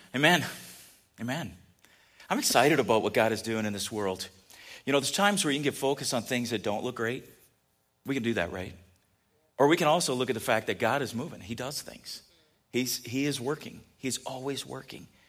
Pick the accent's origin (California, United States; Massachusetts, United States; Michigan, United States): California, United States; I grew up in California